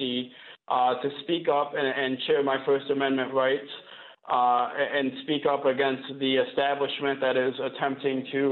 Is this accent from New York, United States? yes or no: no; Flint, Michigan, United States; from 6 to 16 years old, I grew up in the Michigan foster care system